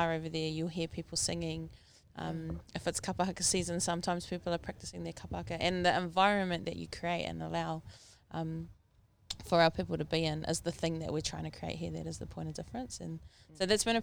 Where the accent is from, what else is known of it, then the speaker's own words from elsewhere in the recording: New Zealand; I'm bicultural. I have a Māori mum and a Pākehā dad